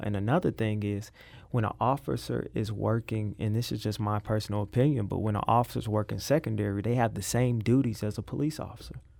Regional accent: St. Louis, Missouri, United States; I am from South Saint Louis, um, Gibson and Tower Grove area.

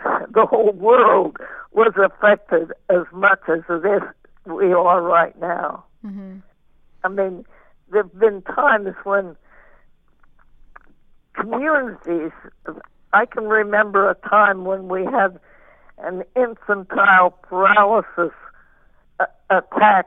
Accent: eastern Kansas, United States; I grew up in Kansas

